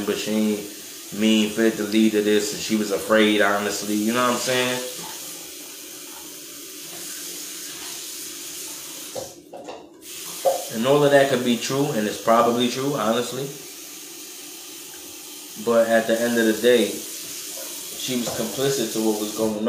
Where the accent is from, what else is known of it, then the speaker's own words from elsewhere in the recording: New York, United States; I'm from New York